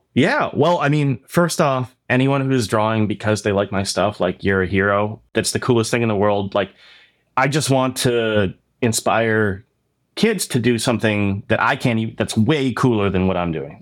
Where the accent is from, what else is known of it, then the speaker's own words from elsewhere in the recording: Oshawa, Ontario, Canada; when I grew up in Oshawa.